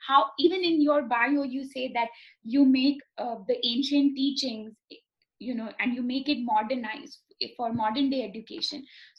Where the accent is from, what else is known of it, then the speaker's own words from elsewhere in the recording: India; moved away; I'm from India.